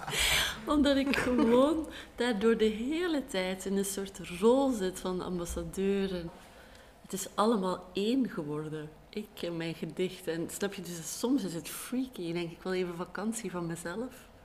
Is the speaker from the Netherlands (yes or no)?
no; Belgium; ons eigenlijk als Belgen